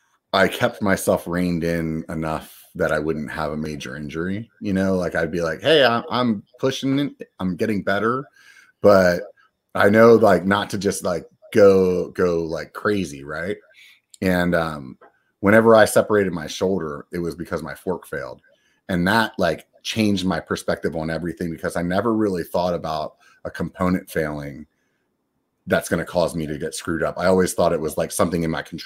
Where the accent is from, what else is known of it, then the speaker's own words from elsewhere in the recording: Northeast, United States; now in California, United States; growing up in the Northeast, it must be something, because that's exactly how I felt about moving to California.